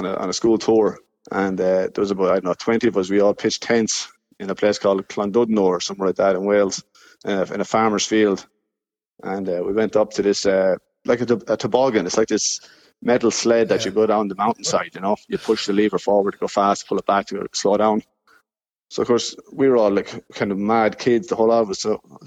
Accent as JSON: {"language": "English", "town": "Clara", "region": "County Offaly", "country": "Ireland", "tie": "born or raised there", "moved": "as an adult", "lives_now": "Finland", "said": "I'm from Beachmount, so Kilcorsi there. And, you know, growing up there"}